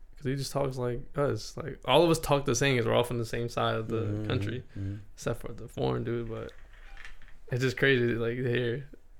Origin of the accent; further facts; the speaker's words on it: Alabama, United States; Speaking of the South, I told you I'm a boy from Alabama.